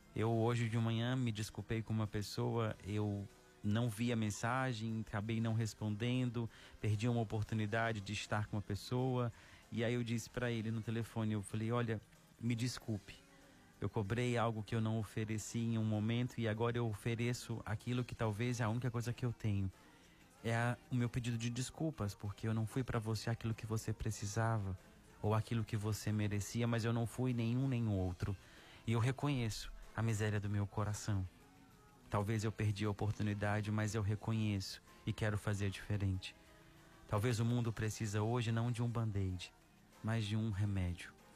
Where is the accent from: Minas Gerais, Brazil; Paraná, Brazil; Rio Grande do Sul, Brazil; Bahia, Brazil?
Minas Gerais, Brazil; Araxá; now in Fortaleza, Brazil; Araxá, na minha cidade natal